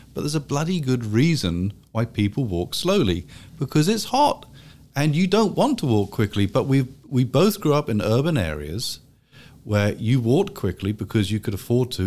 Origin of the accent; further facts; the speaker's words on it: London, United Kingdom; moved away as an adult; now in South Carolina, United States; growing up in London